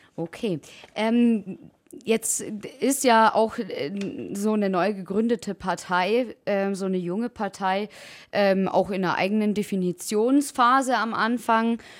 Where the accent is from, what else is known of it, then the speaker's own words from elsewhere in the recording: Allgäu, Bavaria, Germany; accent: Allgäuer; Unser Allgäuer Dialekt